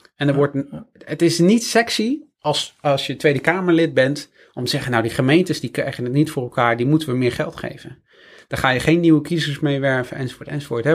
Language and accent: Dutch; Friesland, Netherlands; moved away; ik kom uit Friesland oorspronkelijk